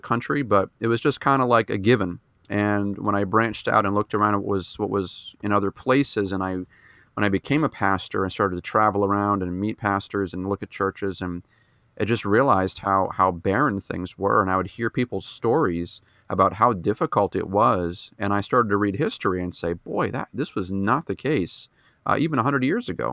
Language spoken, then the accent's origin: English; New Hampshire, United States; I was born and raised in New Hampshire, so I'm, I'm a New Englander at heart. I've been up here for my whole life